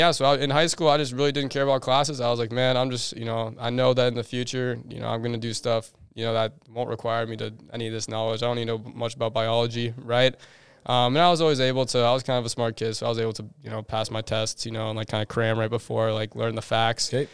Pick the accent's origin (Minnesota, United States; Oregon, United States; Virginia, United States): Minnesota, United States; moved away as an adult; now in Arizona, United States; So basically, I grew up in Minnesota like my whole life. Like you know, like when I was super young, I actually grew up like kind of in the woods.